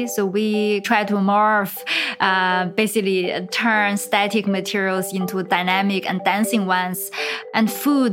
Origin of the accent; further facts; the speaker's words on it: China; moved away; I'm from China